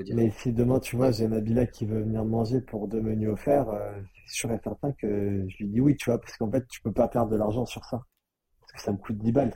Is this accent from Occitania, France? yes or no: no; Nice, Provence-Alpes-Côte d'Azur, France; also born or lived in Paris; chez moi à Nice